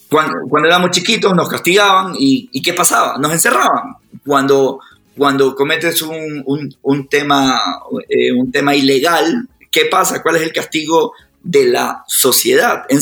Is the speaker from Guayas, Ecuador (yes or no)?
yes; Guayaquil, Guayas, Ecuador; now in Quito, Ecuador; estoy en Quito, yo soy de Guayaquil, mi, familia, es. mi familia cercana está en Guayaquil